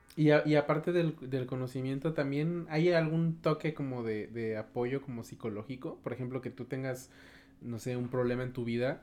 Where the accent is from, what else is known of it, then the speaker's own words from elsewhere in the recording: Cortázar, Guanajuato, Mexico; yo soy de un, municipio que se llama Cortázar